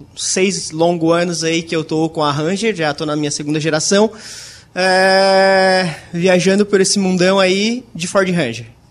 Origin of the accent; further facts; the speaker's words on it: Criciúma, Santa Catarina, Brazil; eu sou de Criciúma